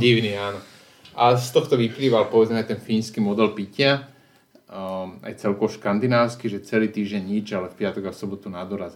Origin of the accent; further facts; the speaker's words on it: Slovakia; prišiel som tam ako Slovák